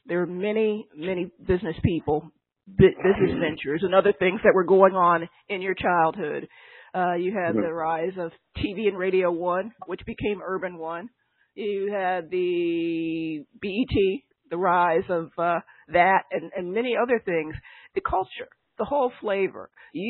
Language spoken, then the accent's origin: English; Fairfax County, Virginia, United States; I grew up in Fairfax County, Virginia